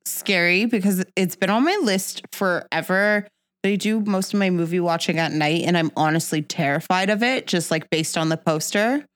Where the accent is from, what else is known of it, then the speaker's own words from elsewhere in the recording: Jamaica; I'm Jamaican